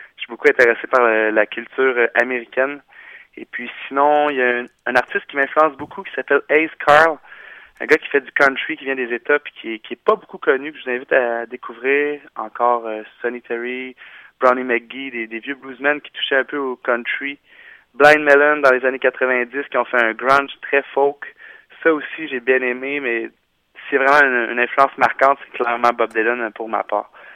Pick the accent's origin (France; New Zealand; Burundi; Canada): Canada; Laurentides, Quebec; on vient toute de la région des, Laurentides, euh, la plupart euh, de Mont-Tremblant ou encore la Conception, Saint-Donat, dans ces environs-là